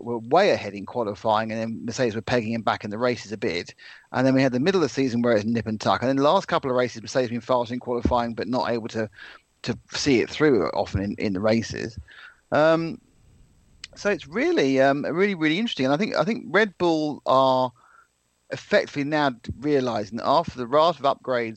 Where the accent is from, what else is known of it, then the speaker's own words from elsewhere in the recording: England, United Kingdom; I'm from England